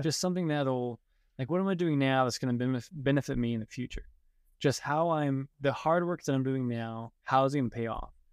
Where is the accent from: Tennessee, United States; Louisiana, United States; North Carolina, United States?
North Carolina, United States; Hendersonville; also born or lived in Hawaii; I was born in Hendersonville, North Carolina, which is about fifty minutes outside of Asheville.